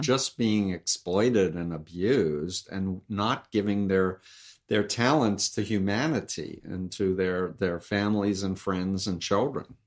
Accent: New York City, New York, United States; I'm from New York. I grew up one point three miles from him.

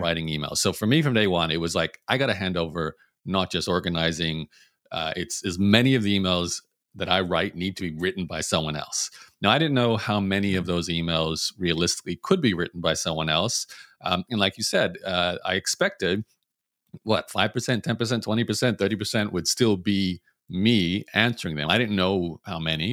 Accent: Brisbane, Queensland, Australia; I was born in Brisbane, Australia

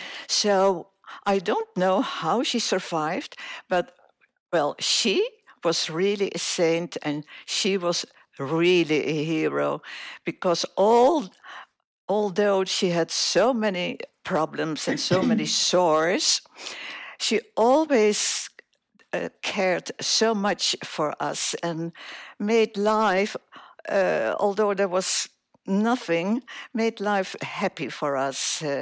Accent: Surabaya, East Java, Indonesia; Well, I was born in Indonesia

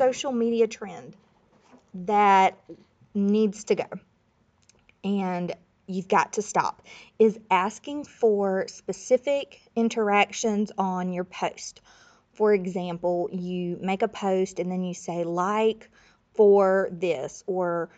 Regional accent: Florida Panhandle, United States; I grew up in Florida, but it was the Panhandle, Florida, right next to Alabama

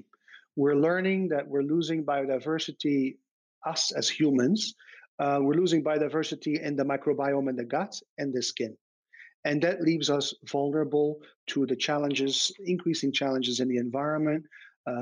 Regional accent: Belgium; moved away; I grew up in Belgium

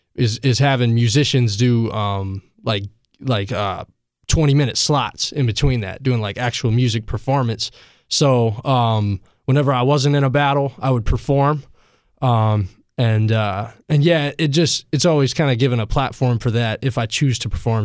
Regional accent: Asheville, North Carolina, United States; I am from Asheville

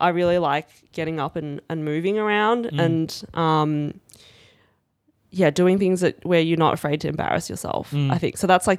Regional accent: Australia; if I have to choose any day of significance, I'm Chinese Australian. Yeah. So 26th of Jan. It is our national day.

